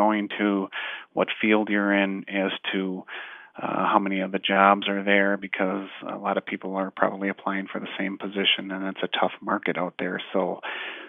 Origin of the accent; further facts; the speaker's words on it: Fond du Lac, Wisconsin, United States; moved away as an adult; now in Kingman, United States; the area where I was born and raised in Fond du Lac, Wisconsin